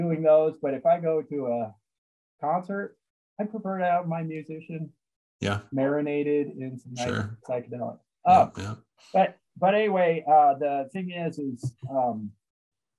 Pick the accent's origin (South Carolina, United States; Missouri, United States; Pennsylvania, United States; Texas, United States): Missouri, United States; I grew up in Missouri